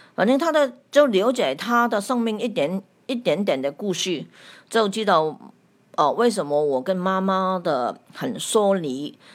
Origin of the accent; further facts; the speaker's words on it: Hong Kong; 我是来自香港的